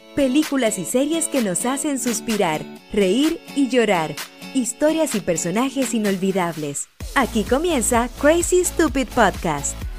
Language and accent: Spanish; Chile; now in Los Angeles, United States; yo soy periodista, soy chilena, vivo en Los Ángeles, California